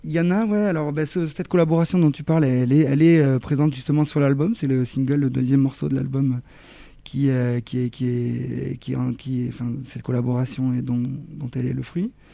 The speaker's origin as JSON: {"language": "French", "town": "Toulouse", "region": "Occitania", "country": "France", "said": "je suis, je suis de Toulouse"}